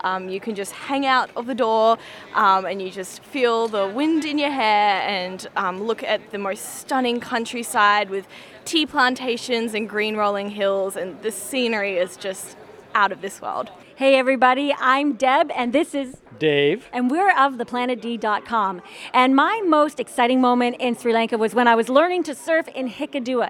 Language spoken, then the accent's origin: English; Mexico; I was born in Mexico.